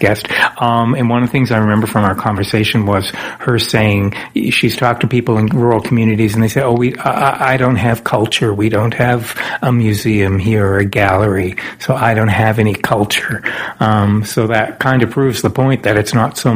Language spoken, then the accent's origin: English; Nova Scotia, Canada; moved away; I'm originally from Nova Scotia